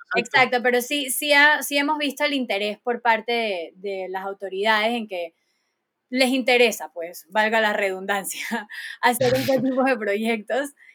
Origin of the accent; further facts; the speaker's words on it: Panama; todos somos panameños, todos tenemos que cuidar de nuestro bello y hermoso país